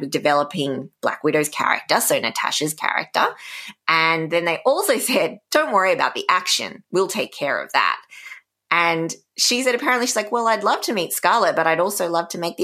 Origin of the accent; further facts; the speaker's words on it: Canberra, Australian Capital Territory, Australia; my hometown, Canberra